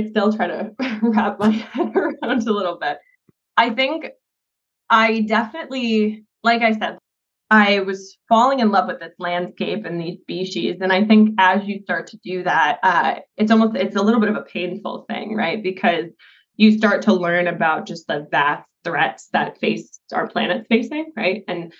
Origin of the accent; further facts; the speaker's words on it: Northeast, United States; especially growing up in the Northeast, where our carnivores were eradicated long before I was brought into this world.